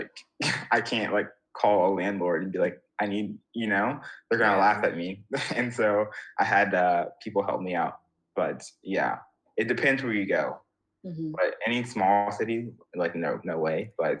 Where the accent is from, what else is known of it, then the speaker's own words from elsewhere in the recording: United States; And I'm just like, when I was that age as an American, I did not care at all.